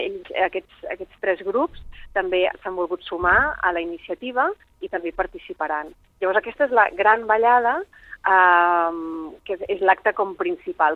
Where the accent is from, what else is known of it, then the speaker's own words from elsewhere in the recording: Alella, Catalonia, Spain; jo sóc de l'Ella